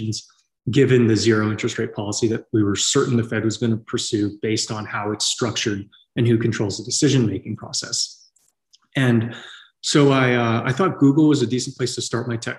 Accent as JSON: {"language": "English", "area": "San Francisco Bay Area", "region": "California", "country": "United States", "tie": "born or raised there", "also_born_or_lived": "Tennessee", "moved": "as an adult", "said": "I grew up in the San Francisco Bay Area in, the 90s"}